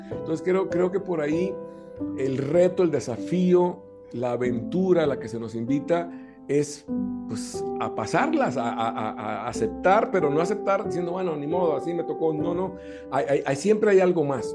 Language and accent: Spanish; Costa Rica; yo nací en Costa Rica